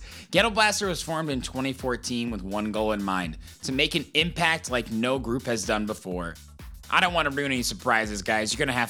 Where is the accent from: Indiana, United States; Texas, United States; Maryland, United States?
Indiana, United States; Zionsville; now in Chicago, United States; I'm from Indiana. Grew up in Indiana.